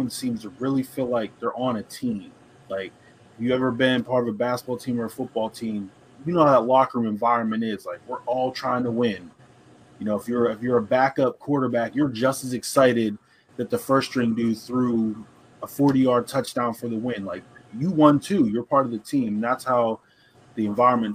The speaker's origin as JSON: {"language": "English", "town": "Pittsburgh", "region": "Pennsylvania", "country": "United States"}